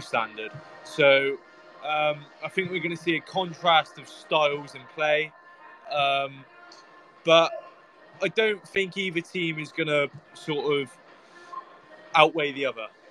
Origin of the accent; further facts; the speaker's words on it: Melksham, South West England, United Kingdom; I'm I'm from Melksham